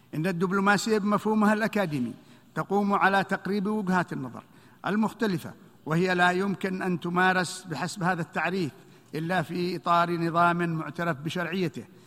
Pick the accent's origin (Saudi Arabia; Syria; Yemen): Yemen; شعبنا اليمني